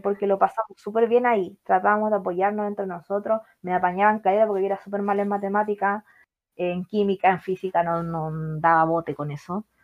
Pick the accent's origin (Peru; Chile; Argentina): Chile; nosotros como wincas, como chilenos